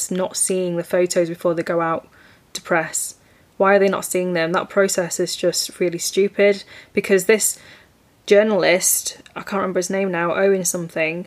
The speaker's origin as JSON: {"language": "English", "country": "United Kingdom", "tie": "born or raised there", "said": "my life as a British-born Chinese person"}